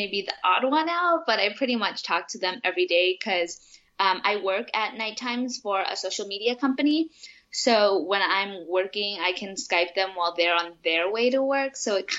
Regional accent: Bangkok, Thailand; moved away as an adult; now in Florida, United States; Well, my mom is Japanese and my dad is American. He's from Michigan, but I was born and raised in Thailand and I was there for about 18 years.

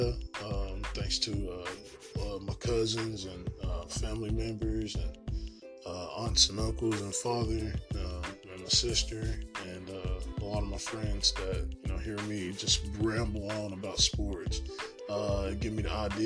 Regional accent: Morristown, Tennessee, United States; I grew up in Morristown, Tennessee, born and raised, and grew up active in sports

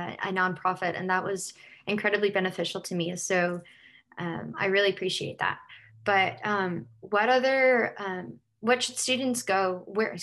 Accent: South Carolina, United States; I'm from South Carolina

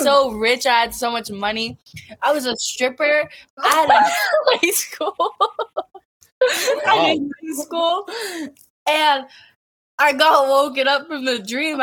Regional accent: Massachusetts, United States; I'm 19. I'm from Massachusetts

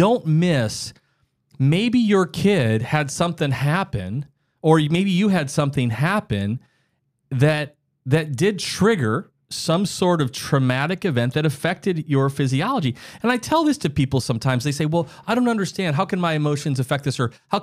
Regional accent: South Dakota, United States; I grew up in the Midwest of the United States, South Dakota

